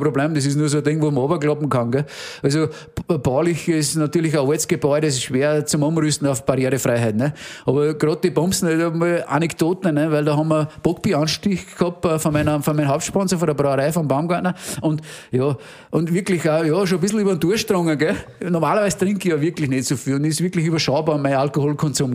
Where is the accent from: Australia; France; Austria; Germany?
Austria; Innviertel, Upper Austria; bei uns im Innviertel hat man den Brauch